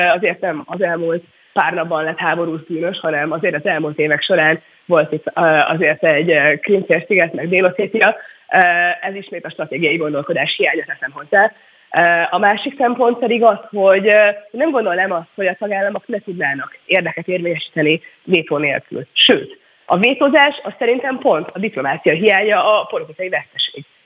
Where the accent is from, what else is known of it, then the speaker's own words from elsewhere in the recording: Hungary; mi magyarként 10 millióan